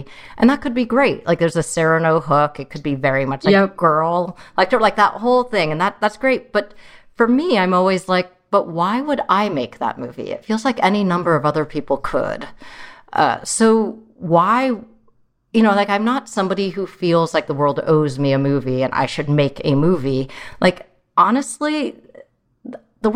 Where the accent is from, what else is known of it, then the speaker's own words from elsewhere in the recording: San Jose, California, United States; also born or lived in Troy, Michigan; growing up in San Jose was like a very different situation than it is now.